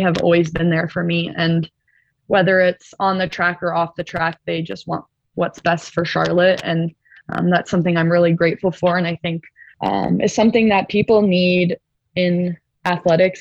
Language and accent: English; Ontario, Canada; moved away as an adult; where I'm from, I'm from Ontario